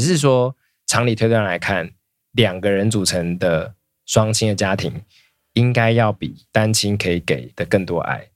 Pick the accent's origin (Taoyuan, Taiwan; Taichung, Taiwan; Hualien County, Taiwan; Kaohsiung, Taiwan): Taoyuan, Taiwan; 我小时候在桃园读的国中是，是流氓学校，就是每一个班都会有两三个流氓那种